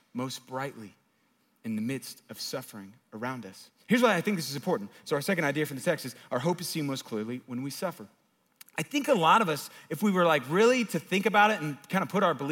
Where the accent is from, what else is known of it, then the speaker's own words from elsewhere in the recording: United States; living in our country